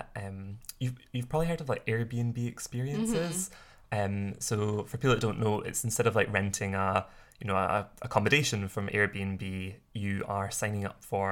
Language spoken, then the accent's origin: English; Scotland, United Kingdom; growing up in Scotland